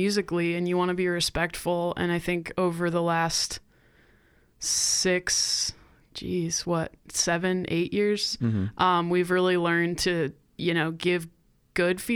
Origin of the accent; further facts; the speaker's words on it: Kansas City, Missouri, United States; moved away as an adult; now in Colorado, United States; I'm from the Kansas City area